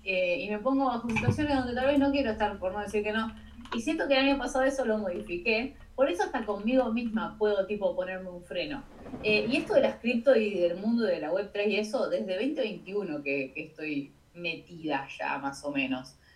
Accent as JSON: {"language": "Spanish", "country": "Argentina", "said": "Por ser de Argentina"}